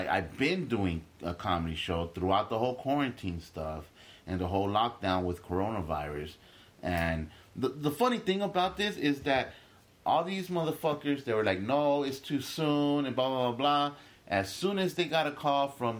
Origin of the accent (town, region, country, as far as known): Los Angeles, California, United States; born or raised there; also born or lived in Guatemala